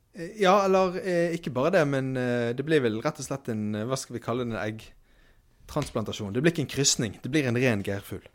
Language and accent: Norwegian; Bergen, Vestland, Norway; Jeg er fra Bergen